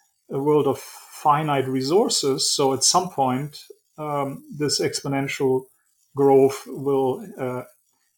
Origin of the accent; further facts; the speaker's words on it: Germany; moved away as an adult; also born or lived in Switzerland; now in New York City, United States; I was born and raised in Germany, then moved to Switzerland, and in 1999 moved to the US, New York City